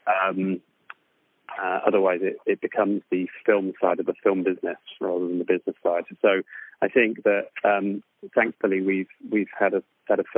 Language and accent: English; West Country, South West England, United Kingdom; I grew up in the West Country in the UK